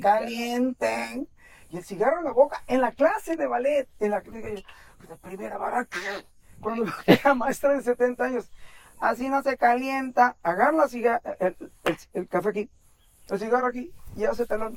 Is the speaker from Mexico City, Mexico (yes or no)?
no; Veracruz, Mexico; nací en el puerto de Veracruz en 1960